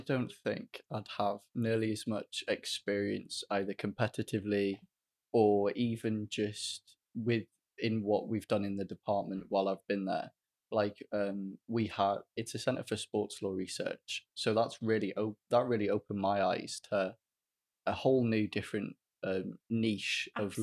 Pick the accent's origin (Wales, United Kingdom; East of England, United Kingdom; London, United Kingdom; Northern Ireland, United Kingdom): Wales, United Kingdom; Welsh; as a Welsh student